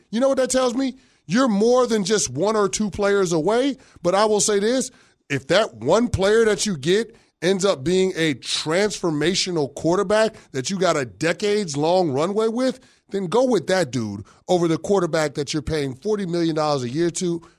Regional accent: New York, United States; To being a New Yorker to root for the Dallas Cowboys

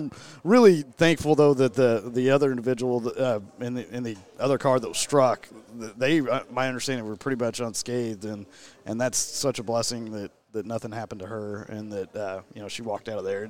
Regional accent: Cushing, Oklahoma, United States; I'm originally from Cushing, Oklahoma

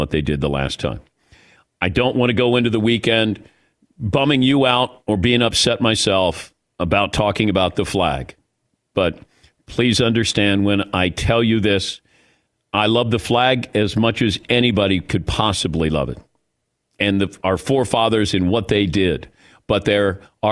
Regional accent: Ohio, United States; I grew up in Ohio

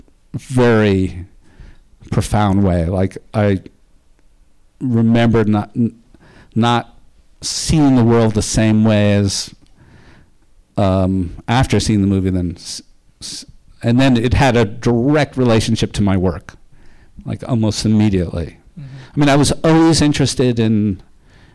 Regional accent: New York City, New York, United States; I grew up in Park Slope in Brownstone.

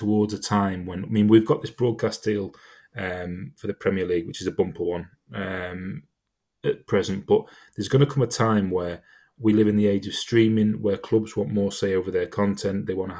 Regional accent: Chester, North West England, United Kingdom; I'm a Chester fan. I'm from Chester.

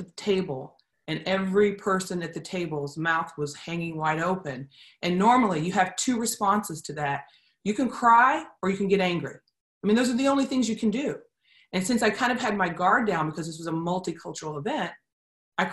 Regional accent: Columbus, United States; I was growing up in Columbus

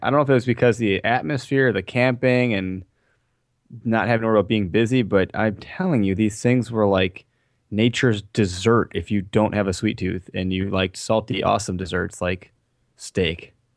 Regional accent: Wisconsin, United States; we're from Wisconsin

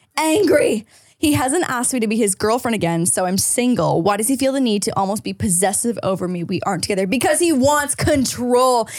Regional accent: St. Catharines, Ontario, Canada; moved away; my hometown, Saint Catharines

